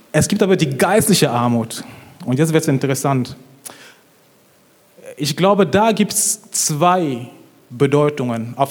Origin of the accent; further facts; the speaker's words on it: Cameroon; ich bin richtig gut aufgewachsen. Ich komme ursprünglich aus Kamerun